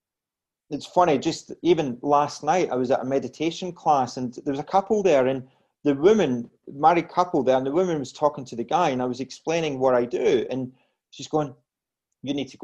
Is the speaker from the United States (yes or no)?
no; Glasgow, Scotland, United Kingdom; now in Australia; as you gather from my accent, I'm originally from Scotland